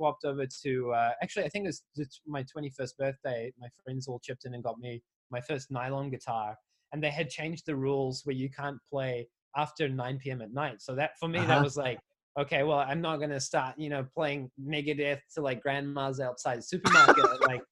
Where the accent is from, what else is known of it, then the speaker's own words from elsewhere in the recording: Auckland, New Zealand; I grew up in New Zealand in Auckland